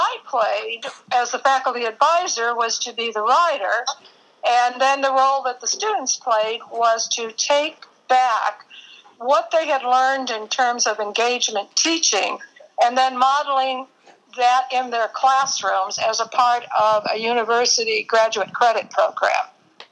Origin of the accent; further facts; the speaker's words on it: Chicago, Illinois, United States; I was born in Chicago and raised there